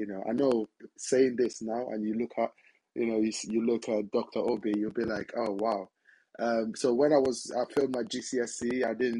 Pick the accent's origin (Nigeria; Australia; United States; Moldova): Nigeria; moved away; I'm originally from Nigeria